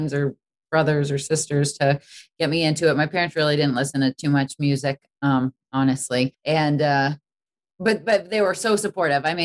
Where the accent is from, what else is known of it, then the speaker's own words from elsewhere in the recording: Boston, Massachusetts, United States; I really wanted to go to Berklee growing up in Boston.